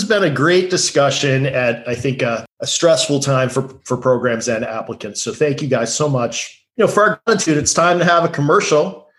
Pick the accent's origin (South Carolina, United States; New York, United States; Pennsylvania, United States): New York, United States; Albany; moved away; I'm from Albany at Orion